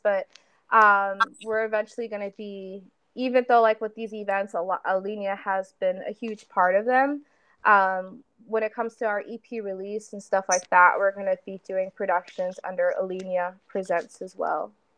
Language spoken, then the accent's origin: English; Chicago, Illinois, United States; I'm from Chicago